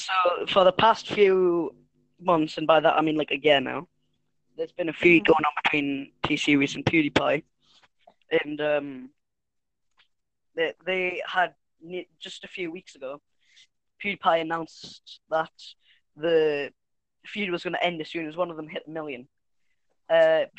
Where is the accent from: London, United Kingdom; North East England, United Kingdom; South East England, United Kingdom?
North East England, United Kingdom; Newcastle upon Tyne; we're from Newcastle